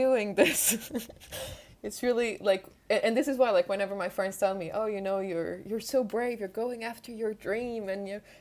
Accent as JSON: {"language": "English", "country": "Portugal", "tie": "born or raised there", "also_born_or_lived": "Switzerland / France", "second_language": "English", "moved": "as an adult", "lives_now": "United Kingdom", "said": "I'm from Portugal"}